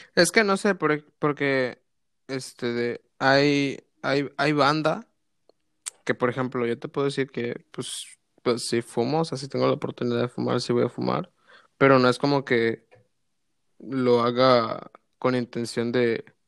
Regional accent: Veracruz, Mexico; yo soy de Veracruz

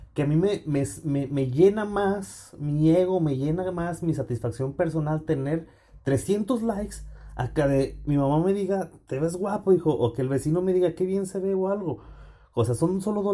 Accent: Fresnillo, Zacatecas, Mexico; moved away as an adult; also born or lived in Texas; now in Champaign-Urbana, United States; Soy nacido y crecido en Fresnillo

